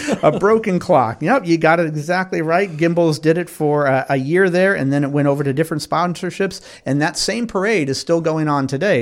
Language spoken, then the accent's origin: English; Winston-Salem, North Carolina, United States; Winston-Salem, my hometown here.